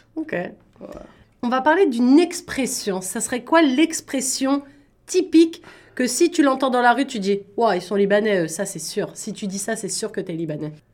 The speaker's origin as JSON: {"language": "French", "town": "Paris", "region": "Île-de-France", "country": "France", "moved": "as an adult", "lives_now": "Ontario, Canada", "said": "je viens de Paris"}